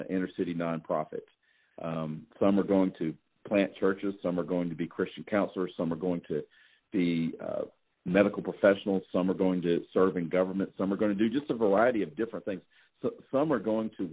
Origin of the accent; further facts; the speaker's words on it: the South, United States; I'm from the South